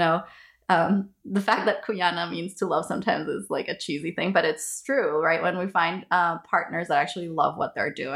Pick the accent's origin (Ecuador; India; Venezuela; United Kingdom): Ecuador; moved away; I'm from Ecuador